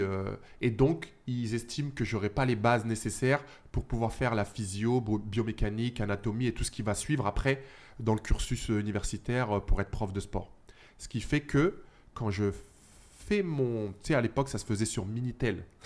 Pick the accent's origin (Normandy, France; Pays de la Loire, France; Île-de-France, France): Île-de-France, France; Saint-Cyr-l'École; moved away as an adult; also born or lived in Australia; now in Los Angeles, United States; j'ai grandi euh, bah, dans une petite cité HLM à Saint-Cyr-l'École.